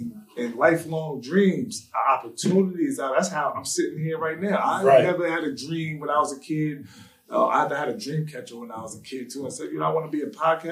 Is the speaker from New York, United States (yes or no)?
yes; Greenburgh, New York, United States; I'm from Greenburg.